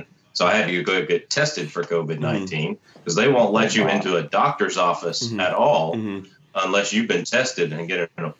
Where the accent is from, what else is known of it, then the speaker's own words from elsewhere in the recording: Georgia, United States; I grew up in Georgia